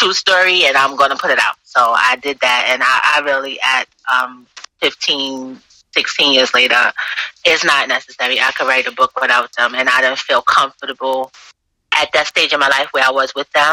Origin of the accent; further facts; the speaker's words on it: New York City, New York, United States; born and raised in Brooklyn, New York City